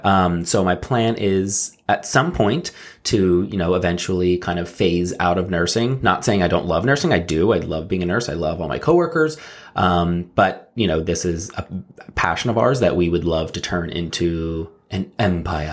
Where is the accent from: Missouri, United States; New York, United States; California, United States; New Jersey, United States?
New Jersey, United States; I grew up in South Jersey